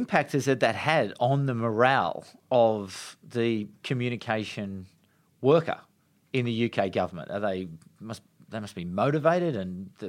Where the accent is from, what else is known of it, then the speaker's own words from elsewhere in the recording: Australia; As an Australian